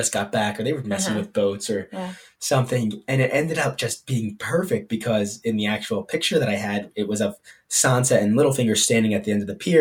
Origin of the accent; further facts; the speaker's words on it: United States; I'm just a dumb American.